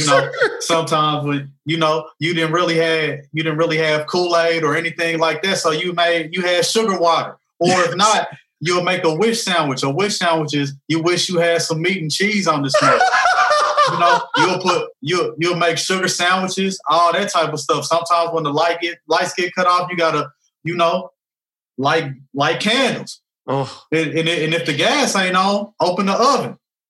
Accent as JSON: {"language": "English", "town": "Kansas City", "region": "Missouri", "country": "United States", "tie": "born or raised there", "said": "But you know, as far as my growing up, I grew up in the Northeast area."}